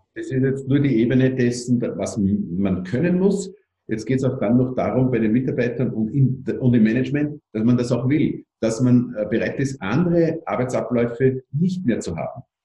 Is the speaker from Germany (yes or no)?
no; Austria; bei uns in Österreich